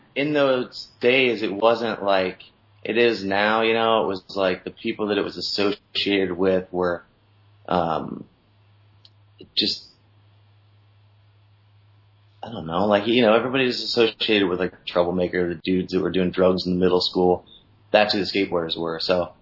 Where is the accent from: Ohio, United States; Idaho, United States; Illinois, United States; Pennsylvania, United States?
Ohio, United States; Columbus; moved away as an adult; also born or lived in San Diego; I grew up in Columbus, Ohio, and then did the standard, graduated high school, and then jumped in my car with my buddies and moved out to San Diego